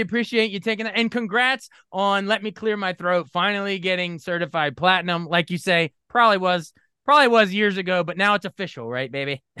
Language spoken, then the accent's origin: English; Maryland, United States; I, am born and raised in Maryland